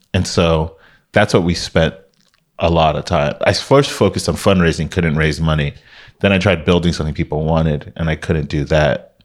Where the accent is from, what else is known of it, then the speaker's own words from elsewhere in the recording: Miami, Florida, United States; moved away as an adult; now in Bay Area, United States; growing up in Miami was fun